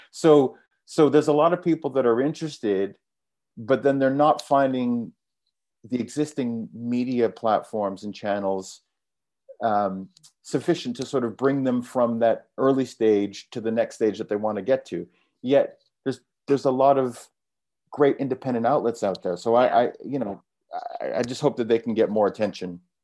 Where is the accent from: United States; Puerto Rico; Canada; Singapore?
Canada; moved away as an adult; also born or lived in London; I'm from Canada, but I moved to London when I was nineteen to become a trader